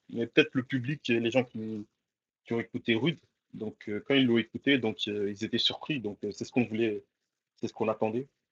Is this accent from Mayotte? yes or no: yes; Mayotte; now in Lille, France; rappeur de Lille euh, donc, euh, originaire de Mayotte, euh, je suis né là-bas